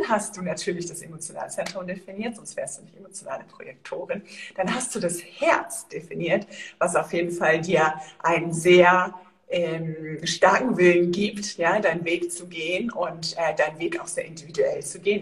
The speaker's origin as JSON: {"language": "German", "region": "Northern Germany", "country": "Germany", "moved": "yes", "lives_now": "Andalusia, Spain", "said": "ich komme ja aus Norddeutschland"}